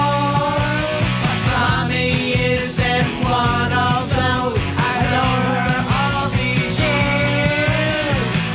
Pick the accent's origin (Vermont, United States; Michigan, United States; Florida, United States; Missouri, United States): Florida, United States; St. Petersburg; I'm from St. Petersburg, Florida.